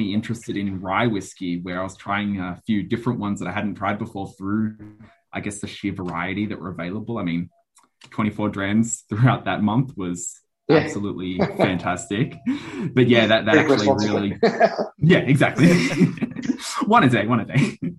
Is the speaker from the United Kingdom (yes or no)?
yes; Scotland, United Kingdom; And for me, being half Scottish, I think kind of when you leave the hospital, they hand you the baby and they hand you a bottle of scotch.